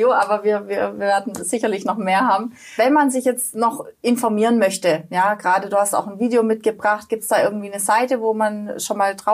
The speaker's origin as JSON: {"language": "German", "region": "Baden-Württemberg", "country": "Germany", "said": "Kommt bei mir gleich als Schwabe, Schaffe, Schaffe, Häusle"}